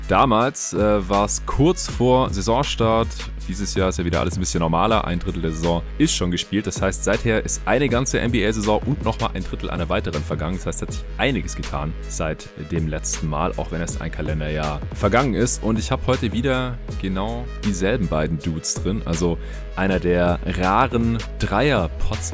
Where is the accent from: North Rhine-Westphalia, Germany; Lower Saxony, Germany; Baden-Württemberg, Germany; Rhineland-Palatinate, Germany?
Baden-Württemberg, Germany; Stuttgart; now in Berlin, Germany; nach Stuttgart in die alte Heimat.